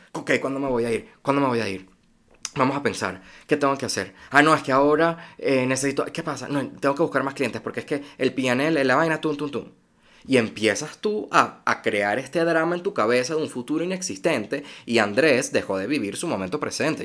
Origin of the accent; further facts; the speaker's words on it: Venezuela; moved away; also born or lived in United States; soy venezolano